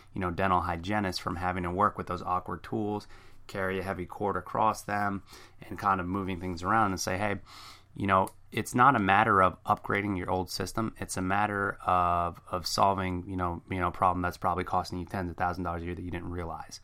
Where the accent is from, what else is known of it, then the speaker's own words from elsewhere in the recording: New Jersey, United States; I'm from Jersey, a very fast talker